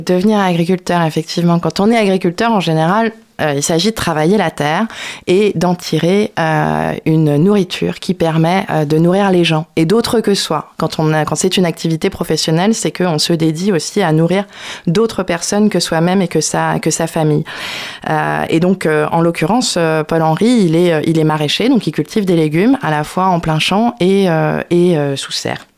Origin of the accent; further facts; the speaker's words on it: Brittany, France; je suis bretonne. Bretonne.